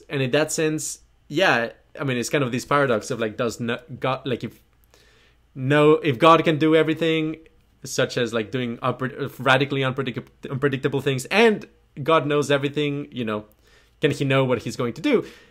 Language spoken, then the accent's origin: English; New Zealand; Kiwi again, New Zealand. So, being a Kiwi, well, no, okay, backtrack.